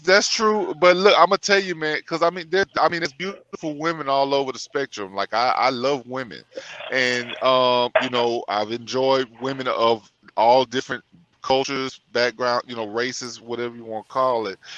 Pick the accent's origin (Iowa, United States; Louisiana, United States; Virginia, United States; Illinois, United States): Louisiana, United States; born or raised there